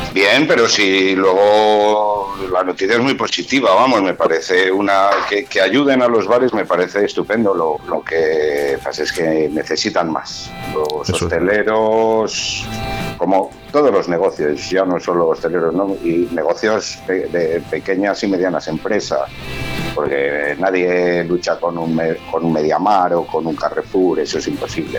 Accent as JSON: {"language": "Spanish", "town": "Valladolid", "region": "Castile and León", "country": "Spain", "said": "los que somos vallisoletanos, pucelanos o, bueno, y alrededores"}